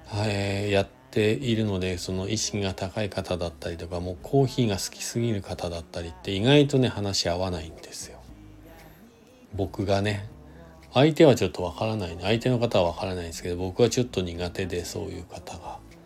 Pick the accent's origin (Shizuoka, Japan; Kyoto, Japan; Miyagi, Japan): Shizuoka, Japan; now in Hakuba, Japan; 自分が生まれ育ったなたった静岡県